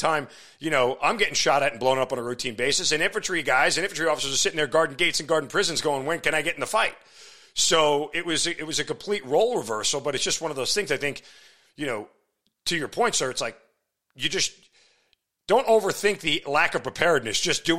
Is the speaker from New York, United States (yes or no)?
yes; New York, United States; this hits home for me because I'm a New Yorker.